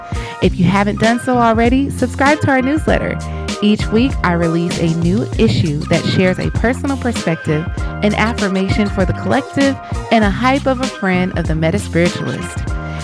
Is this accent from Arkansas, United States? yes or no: yes; Arkansas, United States